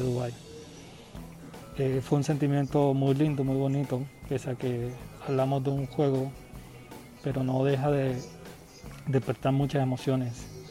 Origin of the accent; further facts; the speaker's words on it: Colombia; soy de Colombia